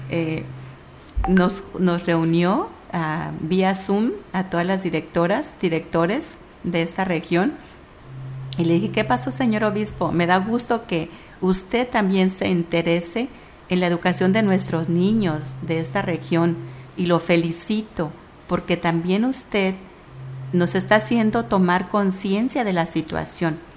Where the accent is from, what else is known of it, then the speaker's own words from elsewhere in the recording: Michoacán, Mexico; yo soy del estado de Michoacán, a mucha honra